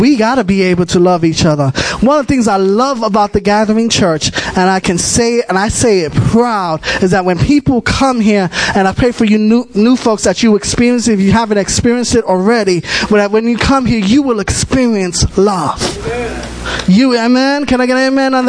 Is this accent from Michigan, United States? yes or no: no; New York City, New York, United States; I'm from the Bronx. I'm born and raised.